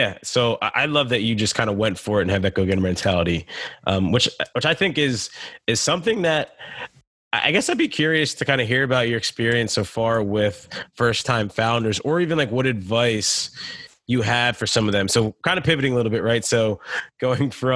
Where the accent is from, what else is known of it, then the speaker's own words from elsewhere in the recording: United States; I grew up in the States